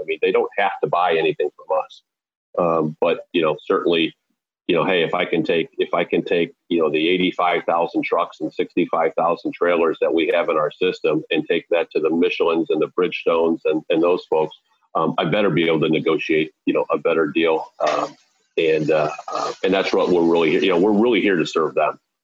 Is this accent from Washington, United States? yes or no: no; Wheaton, Illinois, United States; also born or lived in Southern California; we landed in Wheaton, Illinois, in the early 1970s, and that's where I was really raised.